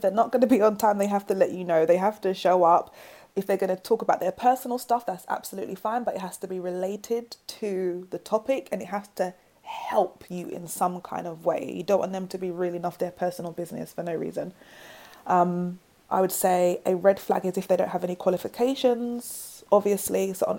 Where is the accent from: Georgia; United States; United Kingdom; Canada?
United Kingdom; London; accent: South London; And I've got like my braids, my South London accent.